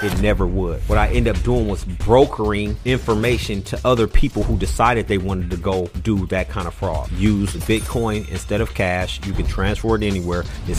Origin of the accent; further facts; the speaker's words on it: Oakland, California, United States; born there; Okay, so I was born in Oakland, California.